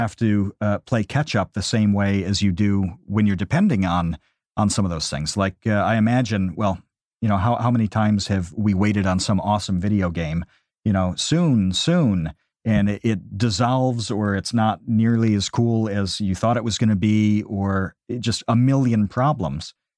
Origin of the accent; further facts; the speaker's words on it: New York, United States; we're both from New York